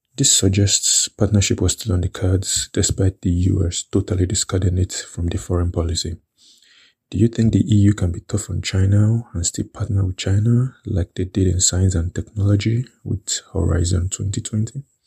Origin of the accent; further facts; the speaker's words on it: Nigeria; moved away as an adult; now in Lisbon, Portugal; I am a Nigerian who has lived in Europe for over four years